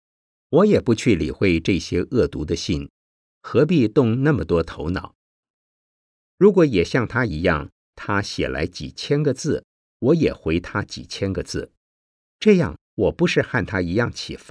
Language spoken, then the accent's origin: Chinese; China; 我们中国人常常讲“海面无风三尺浪”